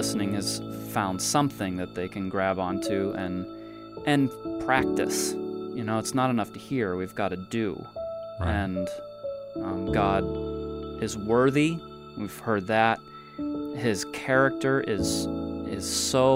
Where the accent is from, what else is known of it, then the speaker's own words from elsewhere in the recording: United States; being an American